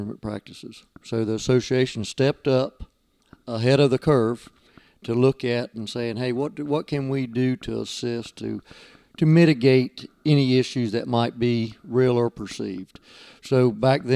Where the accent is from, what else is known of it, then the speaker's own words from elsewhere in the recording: Osceola County, Florida, United States; where I grew up in Osceola County